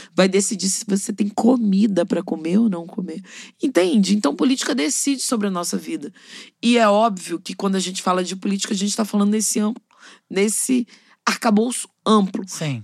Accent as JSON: {"language": "Portuguese", "region": "Rio de Janeiro", "country": "Brazil", "tie": "born or raised there", "said": "Eu sou cria da Maré"}